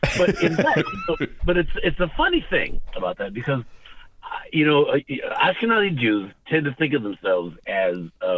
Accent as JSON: {"language": "English", "town": "Pembroke", "region": "Illinois", "country": "United States", "tie": "born or raised there", "also_born_or_lived": "West Side", "said": "when I grew up in Pembroke, Illinois, and we went to a Mennonite church."}